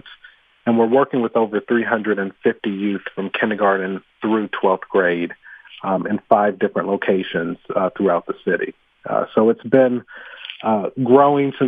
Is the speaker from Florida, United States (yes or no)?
no; Atlanta, Georgia, United States; moved away as an adult; now in Philadelphia, United States; growing up in Atlanta